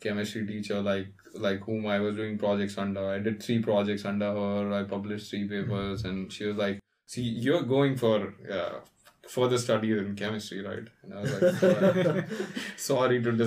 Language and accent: English; India; So I'm from India. So I went to a college in India called BITS Pilani.